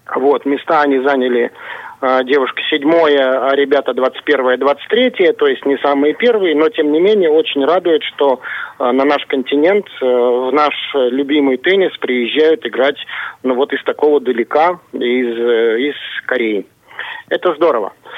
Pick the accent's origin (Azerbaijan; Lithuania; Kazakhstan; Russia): Kazakhstan; moved away; Казахстан является ну, родной для меня республикой